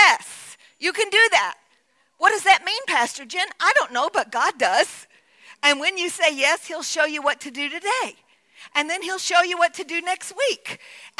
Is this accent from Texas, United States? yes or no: yes; Texas, United States; as a little like 10, 12-year-old girl in Texas